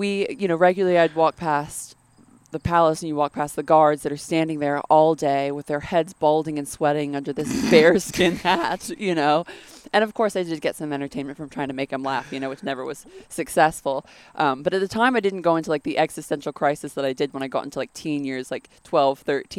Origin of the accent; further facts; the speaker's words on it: London, United Kingdom; moved away; So I grew up in London.